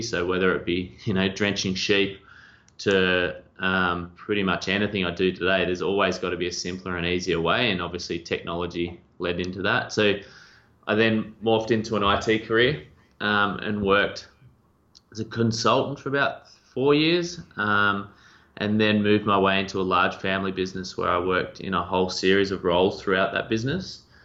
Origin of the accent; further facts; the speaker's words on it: two and a half hours west of Melbourne, Victoria, Australia; I grew up um, two and a half hours west of Melbourne